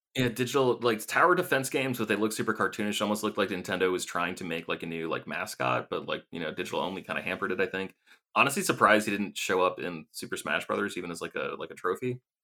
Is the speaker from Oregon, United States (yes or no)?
no; Maine, United States; moved away as an adult; also born or lived in Vermont / Los Angeles / San Francisco; I grew up in Maine